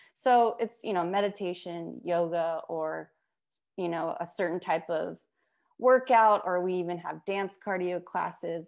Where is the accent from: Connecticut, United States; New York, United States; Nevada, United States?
Nevada, United States; Las Vegas; I grew up in Las Vegas.